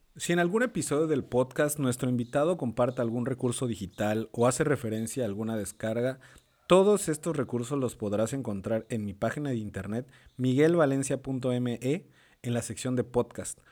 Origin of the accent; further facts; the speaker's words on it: Villahermosa, Tabasco, Mexico; moved away as an adult; also born or lived in San Andrés Cholula, Puebla; de Villahermosa, Tabasco, soy de Villahermosa